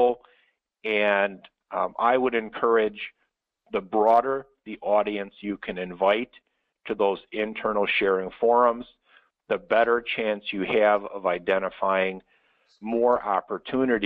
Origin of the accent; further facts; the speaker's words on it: Chicago, Illinois, United States; my hometown of Chicago